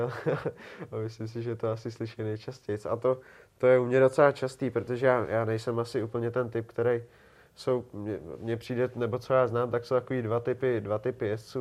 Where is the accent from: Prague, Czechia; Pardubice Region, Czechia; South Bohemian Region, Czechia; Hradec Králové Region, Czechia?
Prague, Czechia; já jsem Pražák